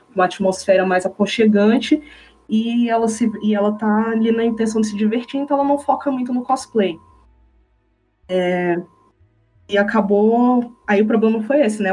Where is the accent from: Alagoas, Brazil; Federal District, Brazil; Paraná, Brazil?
Federal District, Brazil; Brasília; aqui na minha cidade, Brasília, né, eu sou de Brasília